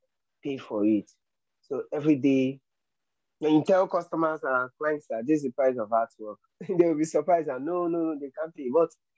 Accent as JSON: {"language": "English", "country": "Nigeria", "said": "I'm a Nigerian and I'm a painter"}